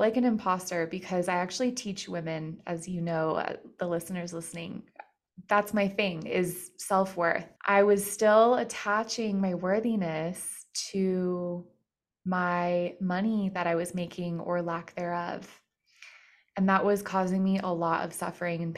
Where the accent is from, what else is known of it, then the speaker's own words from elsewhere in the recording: Colorado, United States; I'm from Colorado